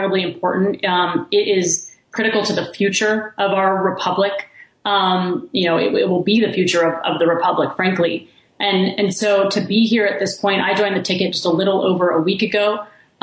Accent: Kingwood, Texas, United States; moved away; also born or lived in Washington, D.C.; I'm from Texas. I grew up in Kingwood, Texas.

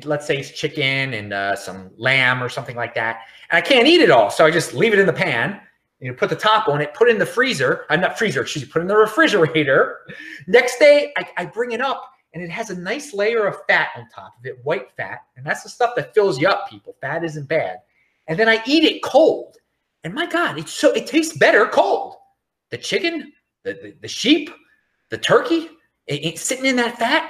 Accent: Baltimore, Maryland, United States; also born or lived in Los Angeles, California, United States; I'm from Baltimore

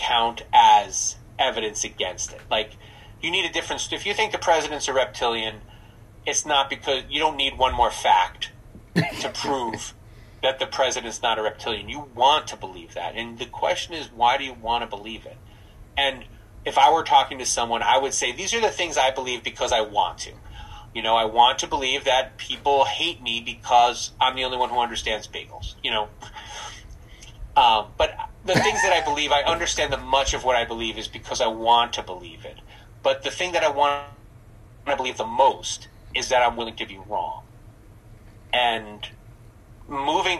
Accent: New Jersey, United States; moved away; I'm from New Jersey

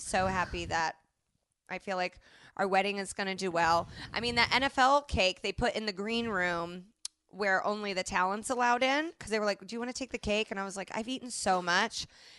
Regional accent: Indianapolis, Indiana, United States; moved away; so now I've called myself a hoe with the incorrect spelling in my hometown newspaper.

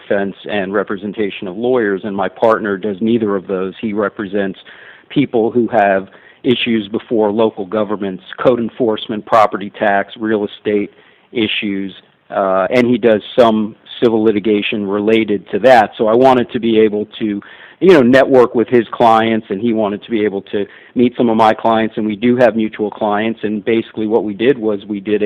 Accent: Miami, Florida, United States; I was born and raised in Miami, lived here my entire life, except when I went to school

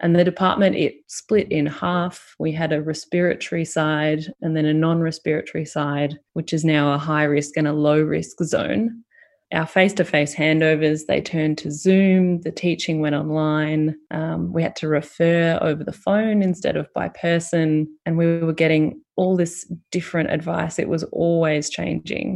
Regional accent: Fairfield, Victoria, Australia; also born or lived in Richmond; I grew up in Fairfield, went to high school in Richmond

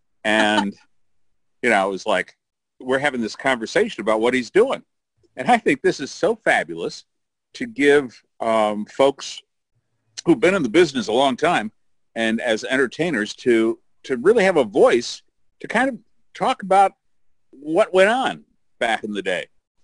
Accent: Michigan, United States; now in Iowa, United States; I'm originally from Michigan as well.

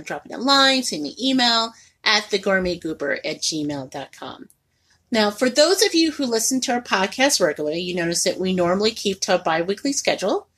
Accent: Indianapolis, Indiana, United States; also born or lived in Martinsville, Indiana; now in Northwest Indiana, United States; I was born and raised in Indianapolis, and I'm very open about that.

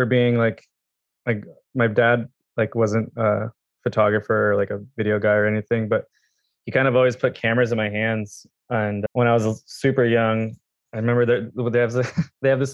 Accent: Watsonville, California, United States; I grew up in a town called Watsonville, which is like, it's like the ghetto of San Diego.

